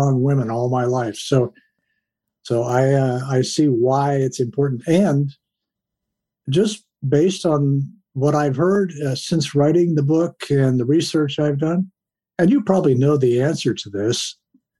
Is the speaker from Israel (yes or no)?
no; Columbus, Ohio, United States; I grew up in Columbus, Ohio